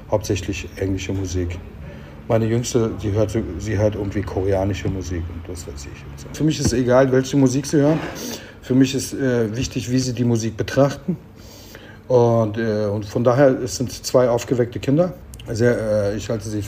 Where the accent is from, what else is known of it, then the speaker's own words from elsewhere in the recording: Turkey; now in Germany; also ich habe mich ja immer als Türke gefühlt hier, aber es war als Türke ist Deutschland meine Heimat sozusagen. Ich kann mir nicht vorstellen, dass ich jetzt in Ankara leben kann oder in Istanbul leben kann.